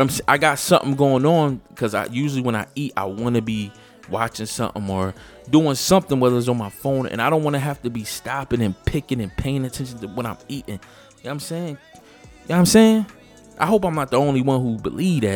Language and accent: English; Philadelphia, Pennsylvania, United States; moved away; I'm from Philly